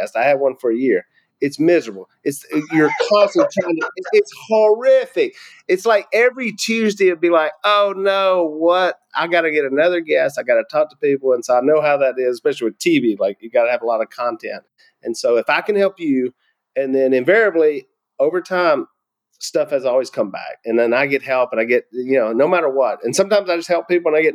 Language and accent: English; Louisiana, United States; I'm from Louisiana